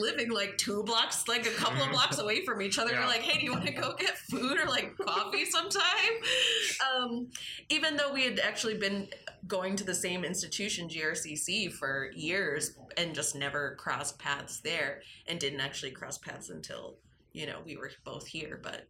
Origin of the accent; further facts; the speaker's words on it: Grand Rapids, Michigan, United States; I grew up in Grand Rapids, and I still have quite a few friends from high school who I talk to on a regular basis.